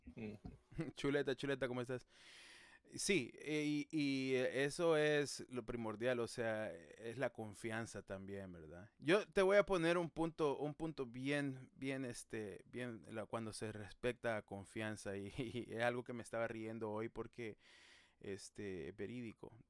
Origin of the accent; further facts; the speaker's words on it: El Salvador; como buen salvadoreño